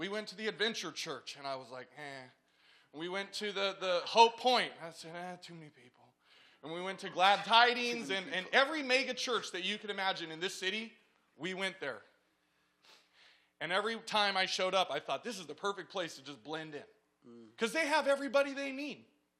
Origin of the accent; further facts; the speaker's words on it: California, United States; We're settling and putting our roots here because we came from Southern California.